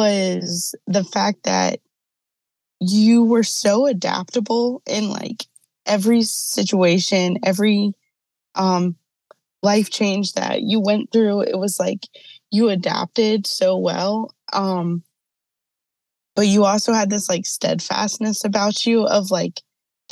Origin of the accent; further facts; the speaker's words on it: Charlotte, North Carolina, United States; now in Virginia, United States; I live in Virginia. I'm originally from Charlotte, North Carolina